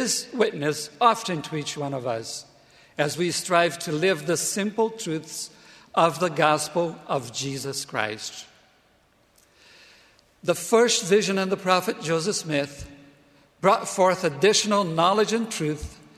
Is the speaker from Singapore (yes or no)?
no; Brazil; moved away as an adult; also born or lived in Provo, Utah; my home country, Brazil